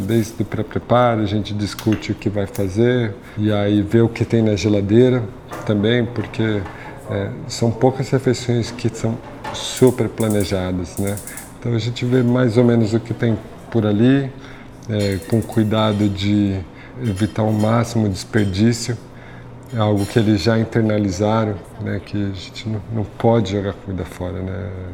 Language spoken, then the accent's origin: Portuguese; São Paulo, Brazil; Eu nasci em São Paulo, aqui na zona norte da cidade